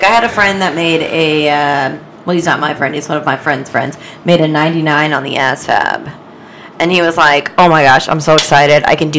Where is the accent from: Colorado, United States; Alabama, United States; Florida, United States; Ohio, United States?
Florida, United States; Jacksonville; I'm from Jacksonville, Florida. It's a huge Navy town.